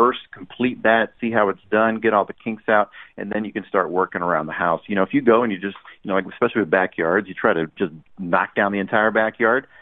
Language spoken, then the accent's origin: English; Orange County, California, United States; I'm from Orange County